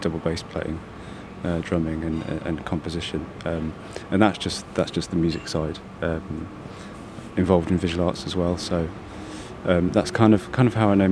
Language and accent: English; Leicester, East Midlands, United Kingdom; I'm from Leicester